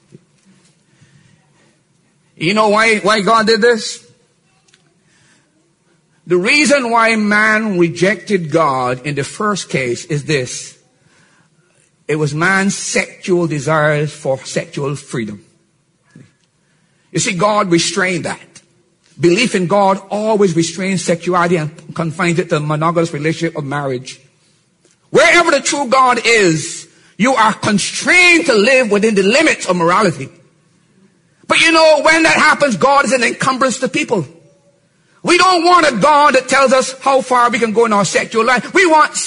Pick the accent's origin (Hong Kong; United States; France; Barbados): Barbados; I'm from Barbados. 70% of our people are born out of wedlock.